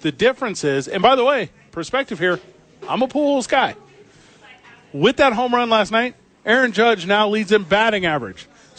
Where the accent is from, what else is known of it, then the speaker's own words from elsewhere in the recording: St. Louis, Missouri, United States; I'm from St. Louis, Missouri